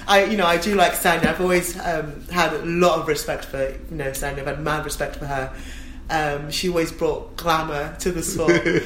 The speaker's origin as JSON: {"language": "English", "region": "London", "country": "United Kingdom", "tie": "born or raised there", "said": "born and raised in Stratford. You know, my family home is still a mile from the stadium"}